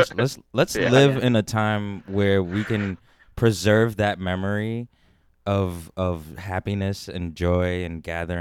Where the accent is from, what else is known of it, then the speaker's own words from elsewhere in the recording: Buffalo, New York, United States; I grew up in Buffalo.